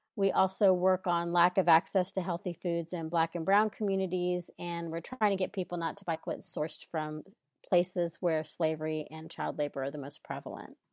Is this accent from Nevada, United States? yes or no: no; Texas, United States; now in California, United States; I live in California now, but I grew up in Texas